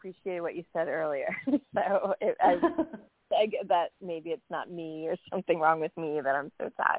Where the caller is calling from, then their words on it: New York, United States; from New York.